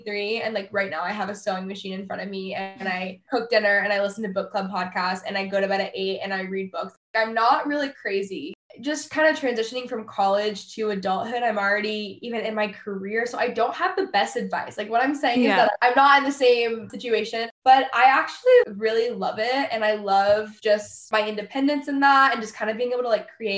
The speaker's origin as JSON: {"language": "English", "region": "Texas", "country": "United States", "also_born_or_lived": "Los Angeles, California", "moved": "as an adult", "said": "I live in Texas. I'm from Texas. I was living in LA for like 4 or 5 years before that though."}